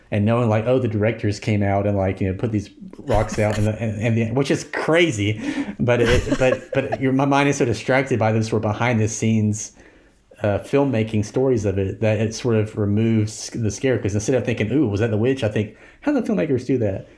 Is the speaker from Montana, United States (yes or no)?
no; Alabaster, Alabama, United States; I grew up in Alabaster, back in the eighties, when I was a child